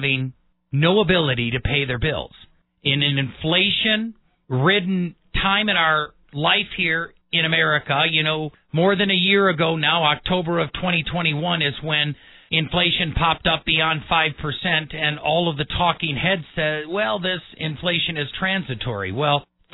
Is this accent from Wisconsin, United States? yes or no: yes; Wisconsin, United States; now in Colorado Springs, United States; Born and raised in the Midwest, in Wisconsin